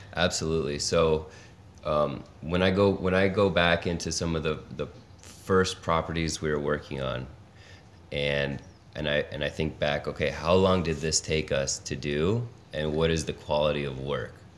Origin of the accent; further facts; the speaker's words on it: Los Angeles, California, United States; moved away as an adult; now in Detroit, United States; originally born and raised in Los Angeles